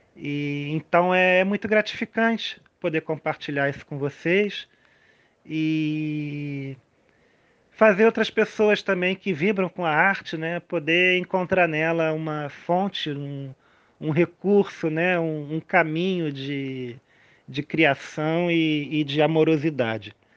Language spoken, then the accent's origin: Portuguese; Rio de Janeiro, Brazil; eu sou carioca, lá eu brincava muito